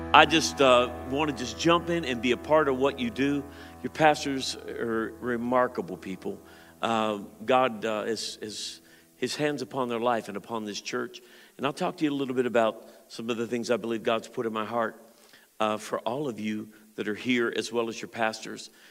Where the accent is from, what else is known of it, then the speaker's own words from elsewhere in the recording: Pittsburgh, Pennsylvania, United States; I grew up in the Pittsburgh area.